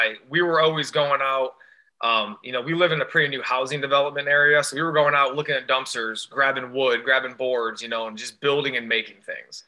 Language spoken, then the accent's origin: English; Rossford, Ohio, United States; moved away as an adult; also born or lived in Bowling Green, Ohio; now in Cleveland, United States; I grew up near Toledo, Ohio, a little town called Rossford.